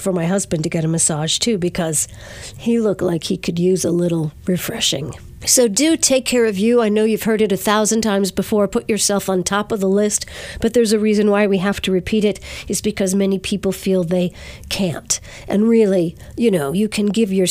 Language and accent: English; Verplanck, New York, United States; Mount Carmel Hall in Verplank, my hometown